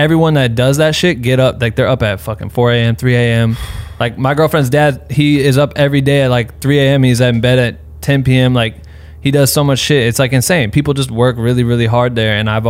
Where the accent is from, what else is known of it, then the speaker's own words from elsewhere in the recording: Iowa, United States; also born or lived in Studio City, Los Angeles; now in Los Angeles, United States; And when I did move out to LA, it was in Studio City. It was like out in the valley and shit, and everything happened out there. But I'm from Iowa originally, so we neighbors. I'm like 6 hours from St. Louis.